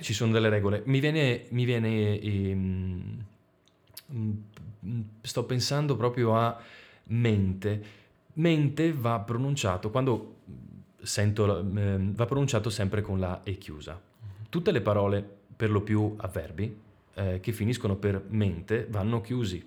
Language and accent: Italian; Veneto, Italy; per noi che siamo veneti